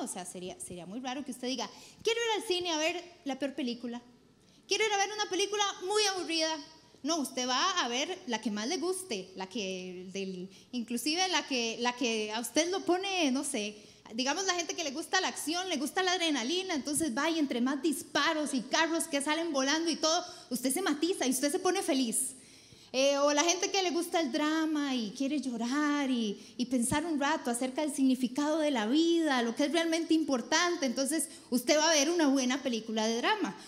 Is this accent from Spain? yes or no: no; Costa Rica; soy pésima tica